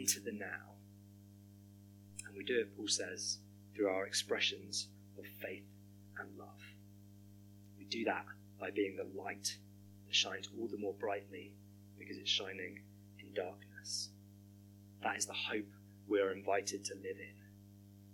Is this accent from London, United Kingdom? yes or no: no; Hampshire, South East England, United Kingdom; moved away as an adult; now in Birmingham, United Kingdom; moving from where I grew up in Hampshire to the West Country